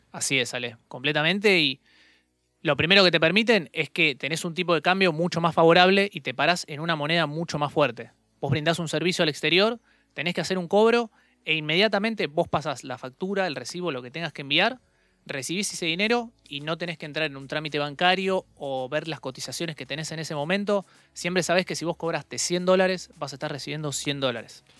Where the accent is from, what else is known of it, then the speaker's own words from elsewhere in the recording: Argentina; nosotros en la Argentina